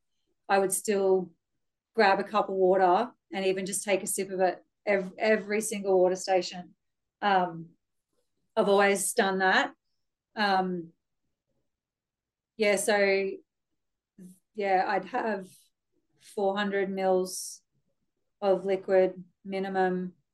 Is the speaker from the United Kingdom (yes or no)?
no; Brisbane, Queensland, Australia; I was born in Brisbane, grew up in Ferny Grove.